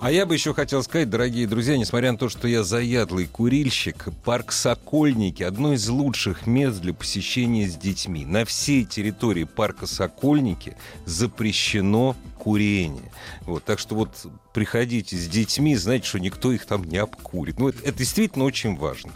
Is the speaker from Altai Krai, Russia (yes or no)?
no; Moscow, Russia; я как москвич